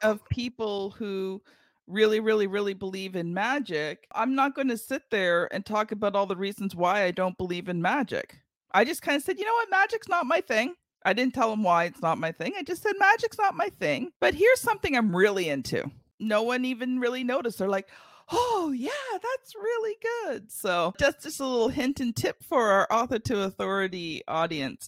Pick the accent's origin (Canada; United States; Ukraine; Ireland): Canada; I'm Canadian